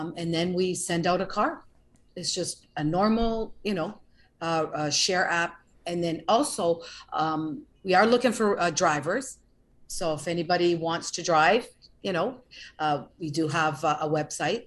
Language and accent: English; Canada; moved away as an adult; now in Florida, United States; I'm originally from Canada. Originally, I moved to Florida 22 years ago